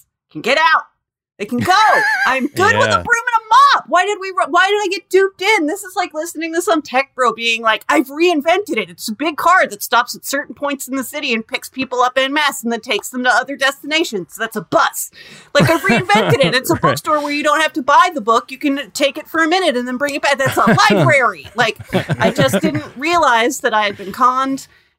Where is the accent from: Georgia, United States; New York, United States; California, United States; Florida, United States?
California, United States; Napa; now in Los Angeles, United States; Yeah, no. I went to Humboldt State and I'm from Napa. I know. I came down to LA to get my water back.